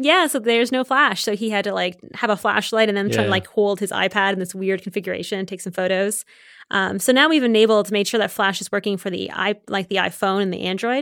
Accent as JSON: {"language": "English", "town": "Waterloo", "region": "Ontario", "country": "Canada", "tie": "born or raised there", "said": "Yeah, so born and raised in Canada."}